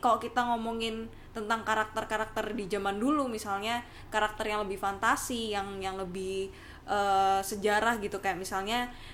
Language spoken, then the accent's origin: Indonesian; Surabaya, East Java, Indonesia; aku kan asal dari Surabaya